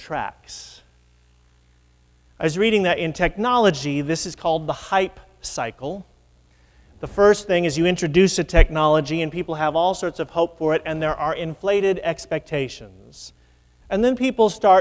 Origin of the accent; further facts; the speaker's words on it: Midwest, United States; moved away as an adult; now in New England, United States; a Midwesterner who has lived in New England for 25 years